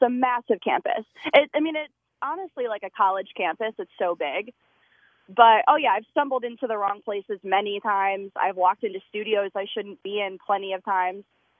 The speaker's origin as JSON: {"language": "English", "region": "Connecticut", "country": "United States", "lives_now": "Bristol, United States", "said": "I'm from Connecticut originally."}